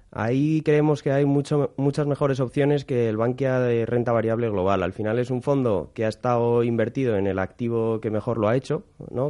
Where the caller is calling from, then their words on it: Madrid, Community of Madrid, Spain; llamo desde Madrid.